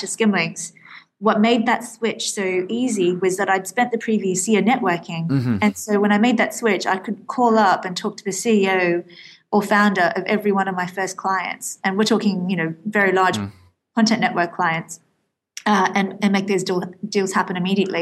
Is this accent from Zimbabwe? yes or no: no; Australia; moved away as an adult; now in London, United Kingdom; I'm actually Australian